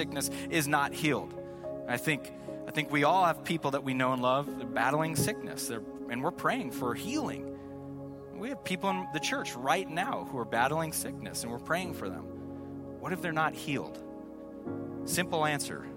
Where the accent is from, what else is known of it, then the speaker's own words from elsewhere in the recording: Seattle, Washington, United States; we're from Seattle